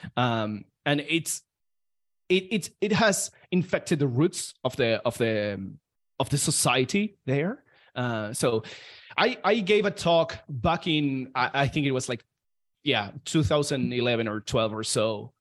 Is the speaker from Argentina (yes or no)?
yes; Argentina; moved away; I'm from Argentina